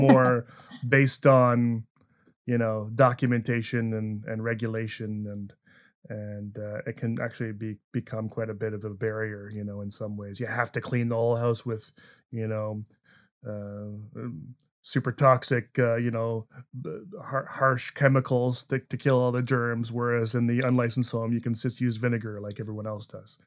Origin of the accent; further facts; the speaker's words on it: New Brunswick, Canada; moved away as an adult; I was an East Coast kid. I grew up in New Brunswick, spent a lot of years there